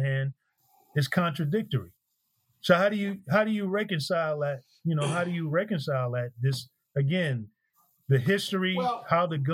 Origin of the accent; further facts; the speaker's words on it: New York, United States; I'm from New York